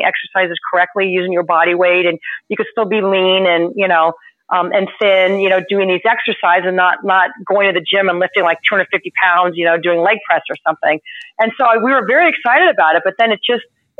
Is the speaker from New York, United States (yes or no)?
no; California, United States; also born or lived in Florida; now in Massachusetts, United States; growing up in California and living in Florida, when I moved up here